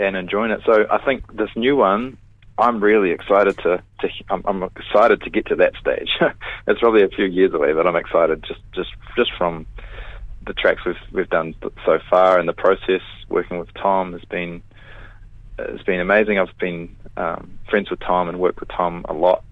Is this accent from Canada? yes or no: no; Te Awamutu, Waikato, New Zealand; moved away; I come from Te Aumutu, and my whole family all still live there